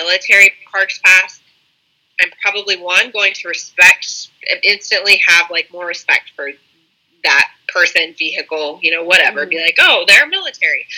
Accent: Indianapolis, Indiana, United States; when I came back to Indianapolis

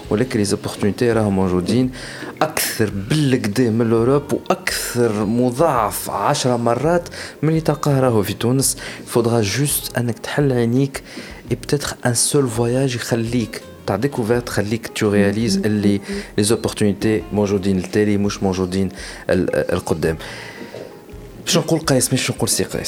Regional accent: Tunisia; je suis tunisien.

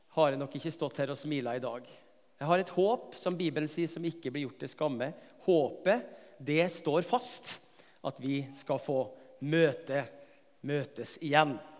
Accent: Tingvoll, Møre og Romsdal, Norway; moved away; på Tingvoll i heimbygda mi

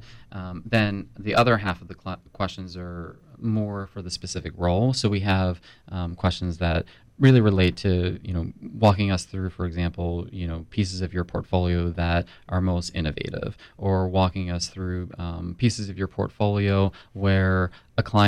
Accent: Philadelphia, Pennsylvania, United States; also born or lived in New York; now in Tampa, United States; I am originally from Philly

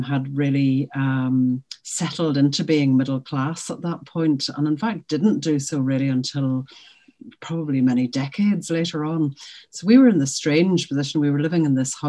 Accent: Derry, Northern Ireland, United Kingdom; I was born in Derry at the very end of the 1950s in a largely, almost completely Protestant community in a little sort of place about a couple of miles from the city of Derry

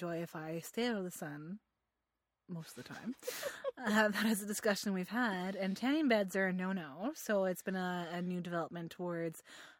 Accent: England, United Kingdom; European, you're not English. And I'm like, no, I'm English, I swear to God.

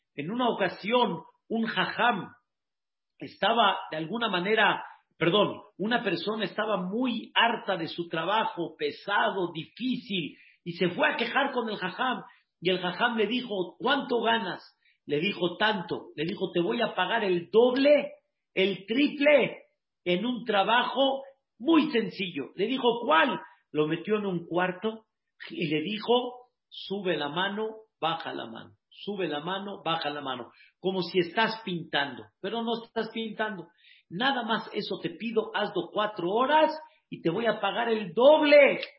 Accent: Mexico; como decimos aquí en México

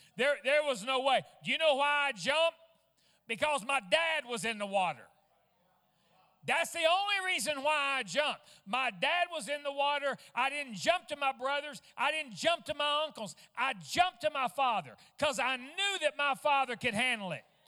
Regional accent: Fort Smith, Arkansas, United States; also born or lived in West Virginia; I was born in West Virginia and, and I was only like two weeks old whenever we uh, moved to Fort Smith, Arkansas

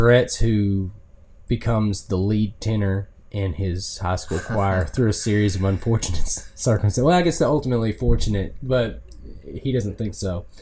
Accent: Benton, Arkansas, United States; also born or lived in Salem, Arkansas / Batesville, Arkansas; I was raised in Avila, in Salem, in Benton, and then except for 1 year when we moved to Batesville

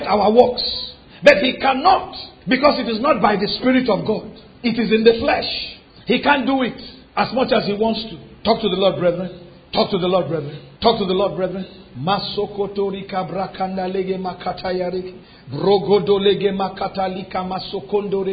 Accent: Lagos, Nigeria; moved away; When we were growing up in Lagos, we had seasons in our compound

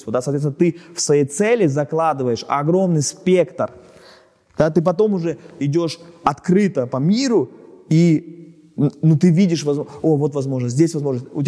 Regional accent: Germany; Потому что я немец, да.

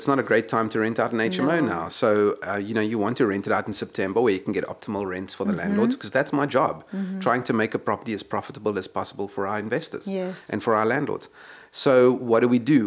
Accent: Cape Town, Western Cape, South Africa; moved away as an adult; also born or lived in Johannesburg; now in Scotland; I was born and bred in Cape Town

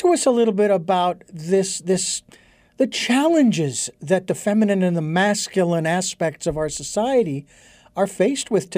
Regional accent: Phoenix, Arizona, United States; growing up in Phoenix, it was always hot.

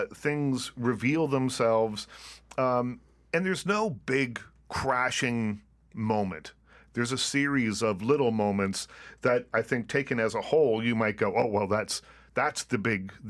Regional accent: Liverpool, Nova Scotia, Canada; moved away as an adult; I was just in my hometown, Liverpool, Nova Scotia

